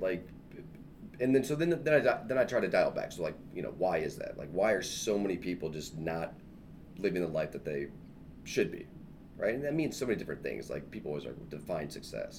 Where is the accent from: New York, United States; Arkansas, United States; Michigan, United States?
Michigan, United States; moved away as an adult; also born or lived in Iowa / Chicago, Illinois; now in Plainfield, United States; I grew up in Michigan, raised um, raised in Michigan my whole life.